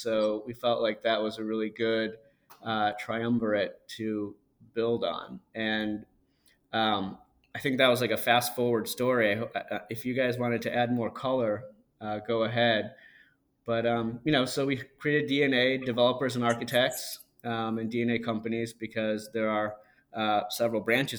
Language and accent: English; near Detroit, Michigan, United States; also born or lived in India; So, you know, I grew up in Michigan. I was born in India, grew up in Michigan, and near Detroit, Motown.